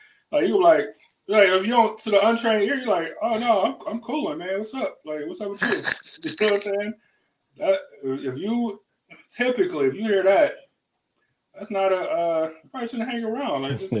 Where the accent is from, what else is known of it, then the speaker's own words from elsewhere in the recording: the South, United States; But I'm from the South, and that's how we talk.